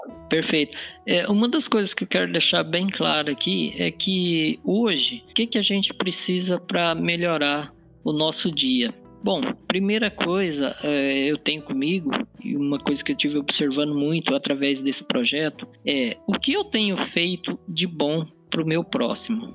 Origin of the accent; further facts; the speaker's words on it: Barra do Bugres, Mato Grosso, Brazil; moved away; also born or lived in Jundiaí, São Paulo; eu sou natural aqui de Barra do Bugres, fui embora para Jundiaí, São Paulo